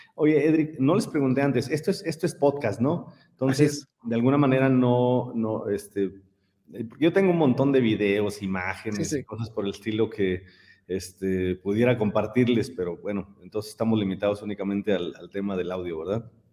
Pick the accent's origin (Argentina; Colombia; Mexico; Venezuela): Mexico; San Miguel de Allende, Guanajuato; Yo soy de San Miguel de Allende y siendo de San Miguel, nosotros aquí estamos acostumbrados a convivir con muchísimos extranjeros, desde niños